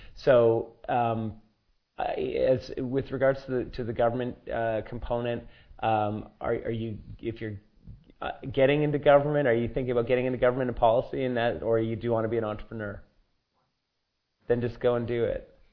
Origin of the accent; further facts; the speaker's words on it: Sri Lanka; moved away; I come from Sri Lanka